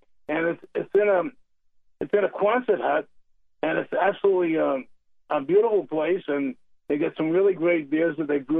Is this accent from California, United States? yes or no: no; Medford, Massachusetts, United States; moved away; well, that's where I'm from.